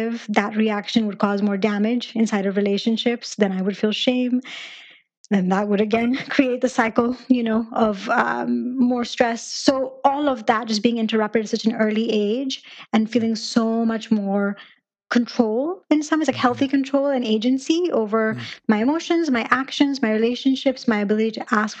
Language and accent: English; Pakistan; moved away as an adult; now in United States; my journey, I mean, began in Pakistan. That's where I was raised. And I came over to the U.S. when I turned 18